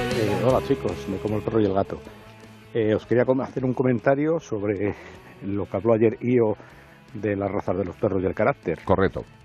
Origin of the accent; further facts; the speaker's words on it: Segovia, Castile and León, Spain; soy de Segovia y soy del año 64